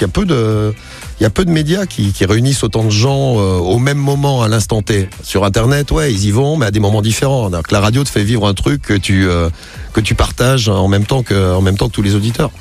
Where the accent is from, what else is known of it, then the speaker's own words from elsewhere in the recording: Roche-la-Molière, Auvergne-Rhône-Alpes, France; moved away as an adult; also born or lived in Firminy / Saint-Étienne; now in Paris, France; J'habite à, Roche-la-Molière et sinon je suis né à Firmini, je suis un aplou